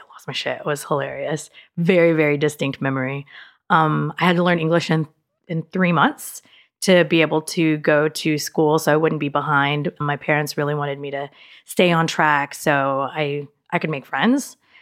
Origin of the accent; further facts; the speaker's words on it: Dallas, Texas, United States; also born or lived in Austin, Texas; I was in Dallas until nineteen ninety-six, until I went to school